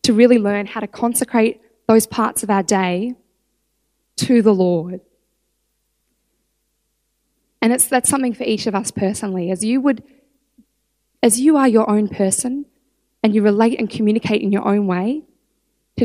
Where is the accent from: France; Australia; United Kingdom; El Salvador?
Australia; I'm Australian